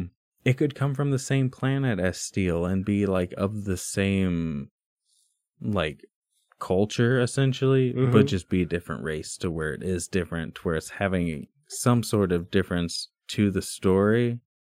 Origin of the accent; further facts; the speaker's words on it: Missouri, United States; I'm from Missouri.